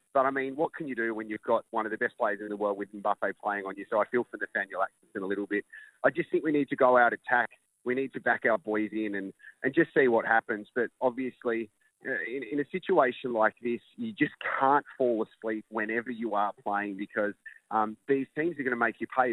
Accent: Australia; I'm Australian

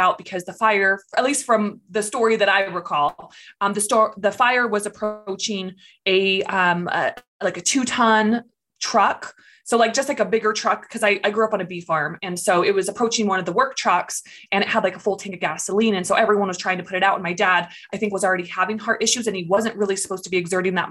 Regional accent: California, United States; moved away as an adult; I grew up in California. I lived there for about 23 years

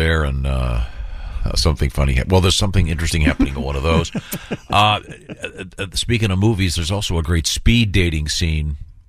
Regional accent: St. Louis, Missouri, United States; I'm from St. Louis.

